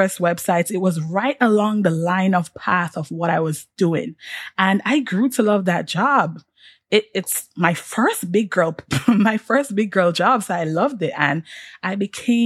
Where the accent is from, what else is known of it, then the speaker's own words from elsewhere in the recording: Jamaica; moved away as an adult; also born or lived in Washington, D.C., United States; being a Jamaican, on top of all of that, being an international student